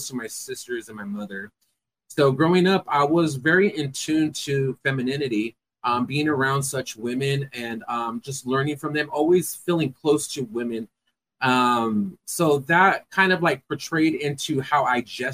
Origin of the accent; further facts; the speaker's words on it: Fresno, California, United States; I am from Fresno, California. Born and raised.